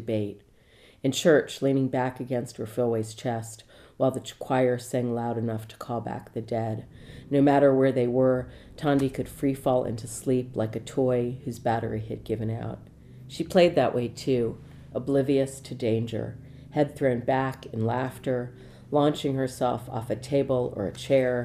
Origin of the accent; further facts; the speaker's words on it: Washington, District of Columbia, United States; now in Los Angeles, United States; I'm from Washington, D.C., and I'm based in Laurel Canyon in Los Angeles.